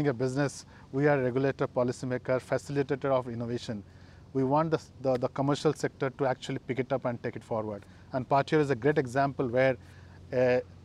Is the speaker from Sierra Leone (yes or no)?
no; India; moved away; I came from my hometown birthplace in India.